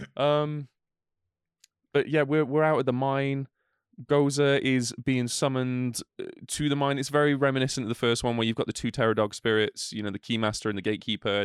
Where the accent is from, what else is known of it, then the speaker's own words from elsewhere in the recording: United Kingdom; we're British as well.